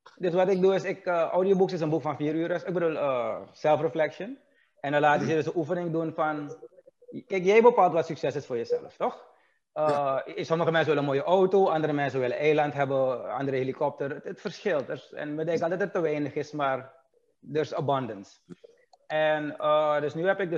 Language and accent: Dutch; Suriname; wij, dus als Surinamers, maar vroeger waren we een bloeiend land